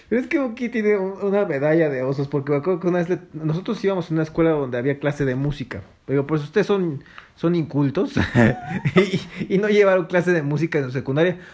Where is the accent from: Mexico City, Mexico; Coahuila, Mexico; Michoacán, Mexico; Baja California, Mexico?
Mexico City, Mexico; sí nací en Iztapalapa, fíjate. Yo, era de allá. De la hermana República de Iztapalapa, ahí cerca de... de Consti